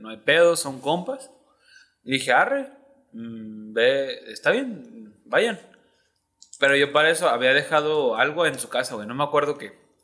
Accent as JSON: {"language": "Spanish", "town": "Ocotlán", "region": "Jalisco", "country": "Mexico", "said": "yo que soy de Ocotlán"}